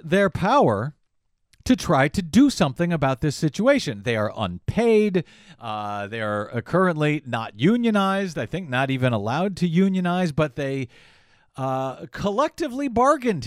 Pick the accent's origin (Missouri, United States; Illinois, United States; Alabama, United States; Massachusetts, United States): Missouri, United States; St. Louis; I was born and raised in St. Louis